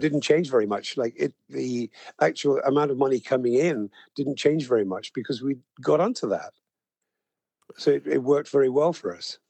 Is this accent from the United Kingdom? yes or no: yes; United Kingdom; I'm British